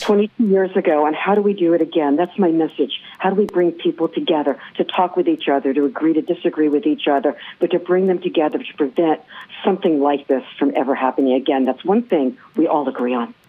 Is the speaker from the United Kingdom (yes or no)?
no; New York, United States; As a New Yorker, I would say this living in downtown New York